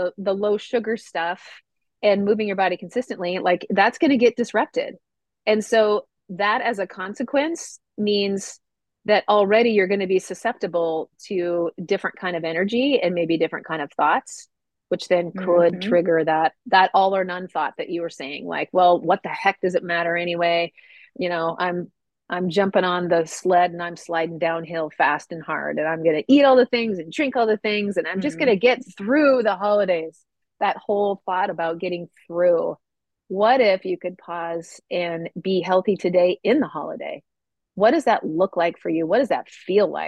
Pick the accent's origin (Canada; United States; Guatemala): United States; Midwest; I grew up in the Midwest